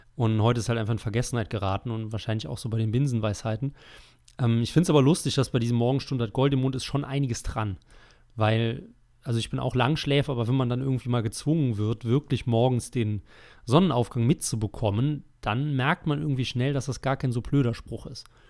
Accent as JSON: {"language": "German", "country": "Germany", "said": "wir als Deutsche"}